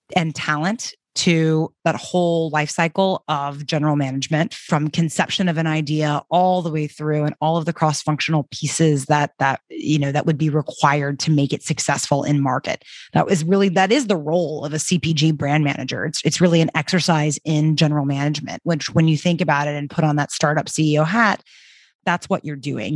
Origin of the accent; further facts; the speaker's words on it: Birmingham, Alabama, United States; moved away as an adult; also born or lived in New York City / Paris; I grew up in Birmingham, Alabama, and after college, moved to New York City